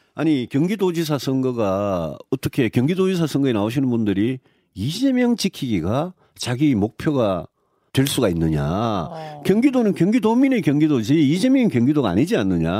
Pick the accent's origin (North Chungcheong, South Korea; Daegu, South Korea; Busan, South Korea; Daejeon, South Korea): Daegu, South Korea; 저는 어. 대구에서 태어나고 대구에서